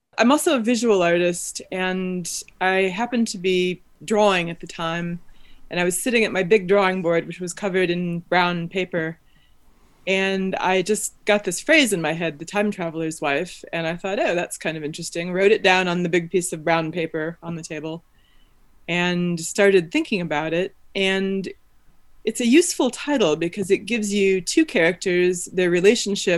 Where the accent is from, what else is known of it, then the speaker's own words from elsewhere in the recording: Evanston, Illinois, United States; also born or lived in Chicago; I grew up in Evanston and have lived in Chicago since 1999.